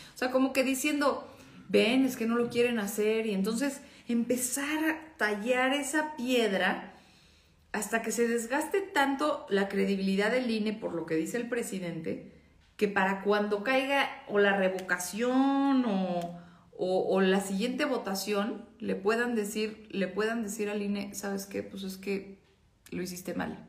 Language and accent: Spanish; Mexico; como mexicanos